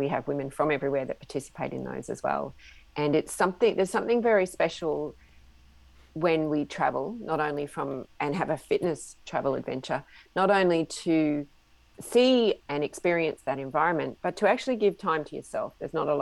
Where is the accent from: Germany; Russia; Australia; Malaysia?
Australia; I'm an Australian woman in my mid-50s